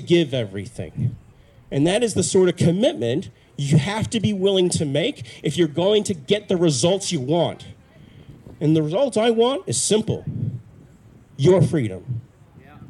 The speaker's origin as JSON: {"language": "English", "region": "Auckland", "country": "New Zealand", "tie": "born or raised there", "also_born_or_lived": "United States", "said": "I've been to primary school here. I went to intermediate school here. I went to high school here at Western Springs College."}